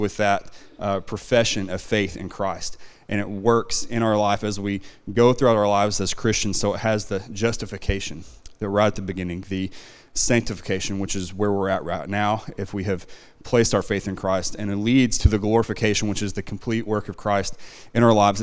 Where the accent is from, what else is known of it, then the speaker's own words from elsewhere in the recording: Van Buren, Arkansas, United States; also born or lived in Red Oak, Oklahoma; now in Oklahoma, United States; I grew up in Arkansas, not very far away, just in Van Buren.